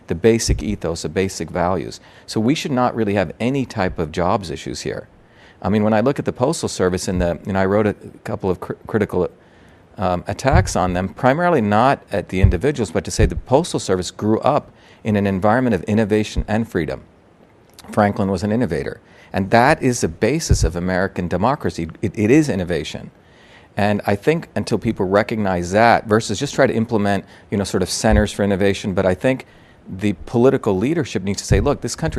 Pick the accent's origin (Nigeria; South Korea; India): India; moved away; I'm from India